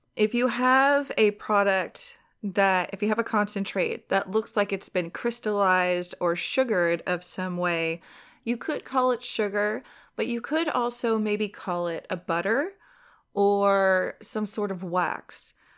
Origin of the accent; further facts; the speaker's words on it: Southern California, United States; I'm from Southern California.